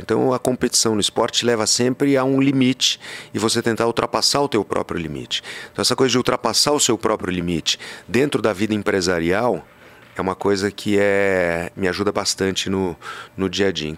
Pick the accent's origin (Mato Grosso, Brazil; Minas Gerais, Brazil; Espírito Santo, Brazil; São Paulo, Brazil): Mato Grosso, Brazil; Pantanal of; moved away; quando era moleque, no Pantanal de Mato Grosso, onde eu morei